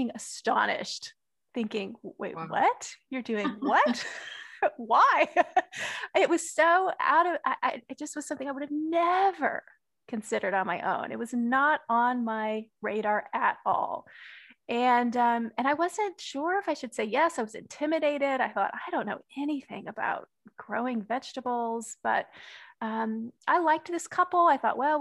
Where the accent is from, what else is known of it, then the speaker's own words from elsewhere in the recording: Texas, United States; I grew up in Texas, and my father was a gardener